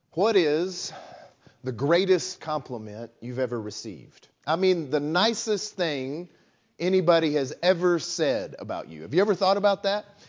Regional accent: West Texas, United States; moved away; I grew up in West Texas

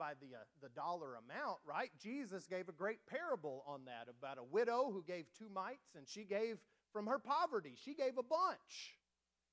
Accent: West Texas, United States; moved away; I grew up out in West Texas, very dry.

